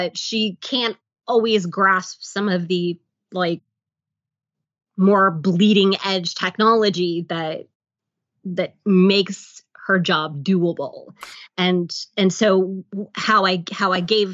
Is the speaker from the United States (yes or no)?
yes; the South, United States; growing up in the South, I do have family members who are biracial